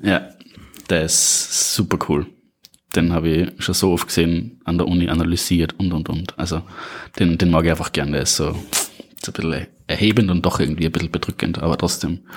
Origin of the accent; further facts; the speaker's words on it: Upper Austria, Austria; now in Salzburg, Austria; ursprünglich und aufgewachsen in Oberösterreich